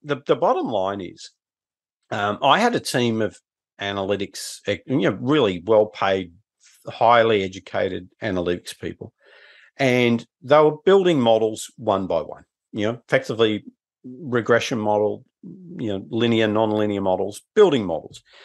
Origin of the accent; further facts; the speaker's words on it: Newcastle, New South Wales, Australia; my hometown of Newcastle